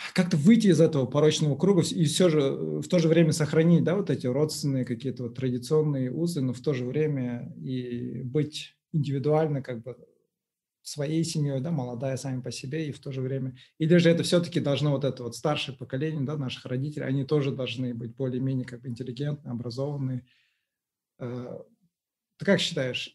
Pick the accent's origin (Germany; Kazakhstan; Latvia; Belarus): Kazakhstan; Uralsk, West Kazakhstan Region; moved away; also born or lived in Aktau; я сам вообще вырос в Уральске